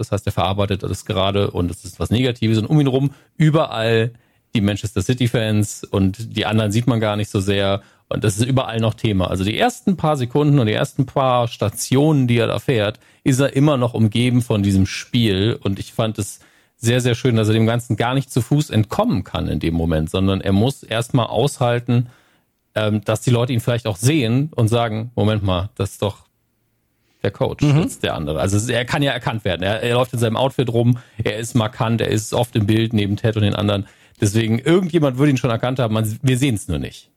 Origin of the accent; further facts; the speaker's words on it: Northern Germany, Germany; bei uns im Norden